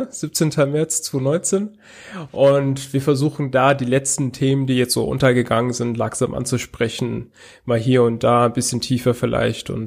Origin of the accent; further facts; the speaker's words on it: Hesse, Germany; now in Tübingen, Germany; Also ich komme eigentlich aus Hessen, bin aber jetzt im Ländle. Also in der Nähe von Tübingen.